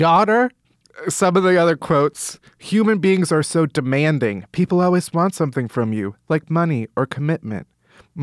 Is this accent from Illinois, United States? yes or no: yes; Chicago, Illinois, United States; I grew up in Chicago.